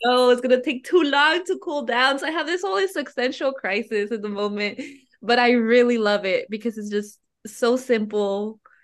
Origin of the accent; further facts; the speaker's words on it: Oakland, California, United States; I grew up in Oakland